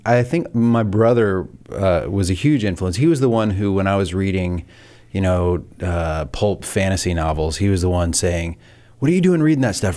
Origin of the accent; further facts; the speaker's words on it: the South, United States; I grew up in the South in, in a small town